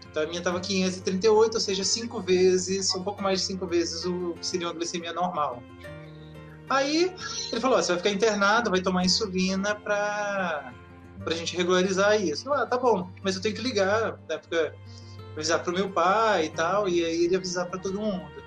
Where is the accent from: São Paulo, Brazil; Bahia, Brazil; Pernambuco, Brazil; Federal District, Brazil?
Federal District, Brazil; Brasília; sou de Brasília, tenho 42 anos